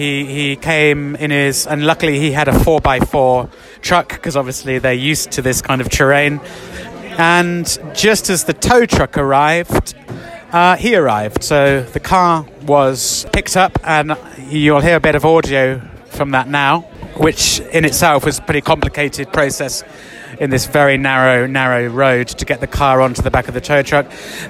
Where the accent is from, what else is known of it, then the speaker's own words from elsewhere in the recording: England, United Kingdom; you're Ecuadorian, I'm English, so we're quite obviously not from around here.